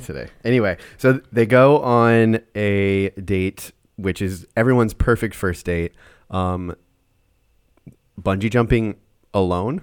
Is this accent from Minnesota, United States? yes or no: yes; Minnesota, United States; I'm from Minnesota